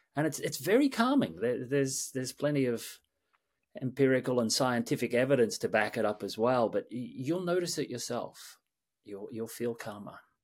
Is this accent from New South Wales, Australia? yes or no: yes; Sydney, New South Wales, Australia; moved away as an adult; also born or lived in London / New York; born and raised in Sydney, Australia